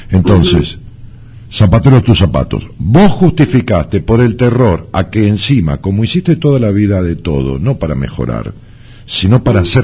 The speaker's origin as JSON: {"language": "Spanish", "town": "Luján de Cuyo", "region": "Mendoza", "country": "Argentina", "said": "De Mendoza."}